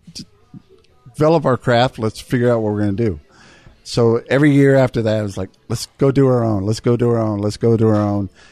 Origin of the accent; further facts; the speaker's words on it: South Texas, United States; also born or lived in Austin, Texas; I grew up in South Texas